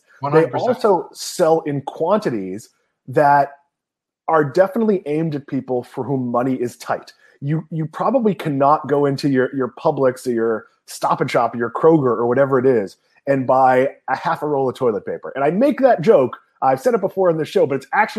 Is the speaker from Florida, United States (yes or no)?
no; Swampscott, Massachusetts, United States; When I was a kid growing up in Swampscott, Massachusetts